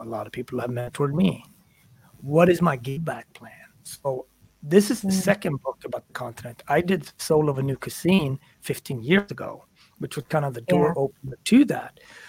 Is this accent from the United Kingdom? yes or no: no; Ethiopia; You specifically in Kenya, I'm from Ethiopia. We're both black.